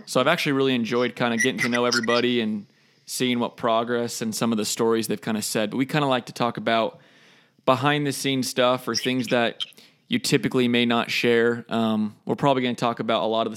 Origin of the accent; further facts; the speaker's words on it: Houston, Texas, United States; I'm from the South. I'm from Houston